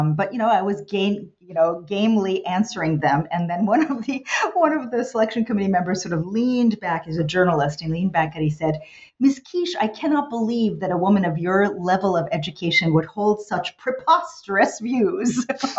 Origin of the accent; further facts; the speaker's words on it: New York City, New York, United States; also born or lived in New Jersey / Virginia; So I'm the American kid, you know, born in New York City. I grew up there and in New Jersey and then ultimately Virginia, product of public schools throughout that time